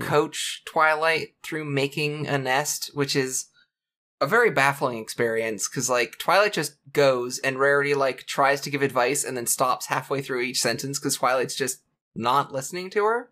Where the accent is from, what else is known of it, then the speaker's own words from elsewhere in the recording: Canada; I'm born Canadian